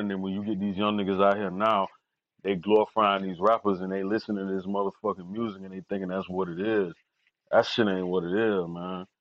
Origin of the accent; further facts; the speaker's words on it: Fort Lauderdale, Florida, United States; I'm from Lauderdale